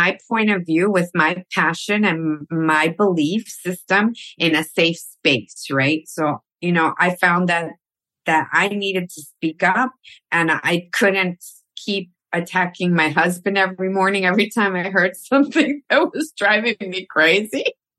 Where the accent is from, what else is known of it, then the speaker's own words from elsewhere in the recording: New York City, New York, United States; moved away as an adult; now in California, United States; I was born in Queens. from immigrant parents, both Colombian. They immigrated to America when they were very young. My mother was 19 when I was born. So I grew up in the early 60s, mid 60s.